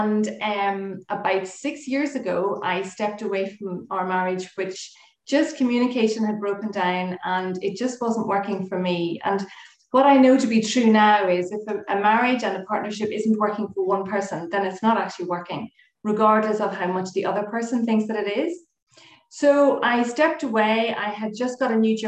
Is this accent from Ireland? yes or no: yes; Galway, Connacht, Ireland; moved away as an adult; also born or lived in Oranmore / Dublin; now in Coleraine, United Kingdom; So I am originally from Galway